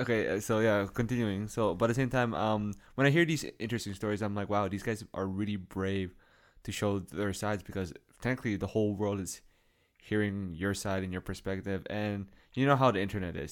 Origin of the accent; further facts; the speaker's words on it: Canada; we're from Canada